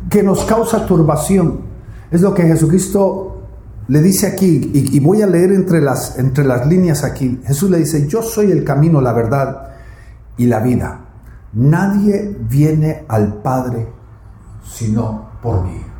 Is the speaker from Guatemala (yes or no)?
yes; Guatemala; De mal en peor, como dicen en mi tierra Guatemala.